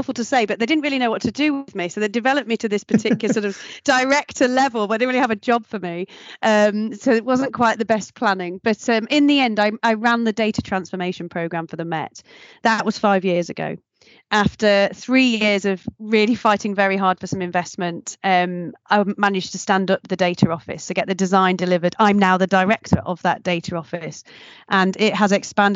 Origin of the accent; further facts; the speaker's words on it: Nottingham, East Midlands, United Kingdom; moved away; I'm originally from Nottingham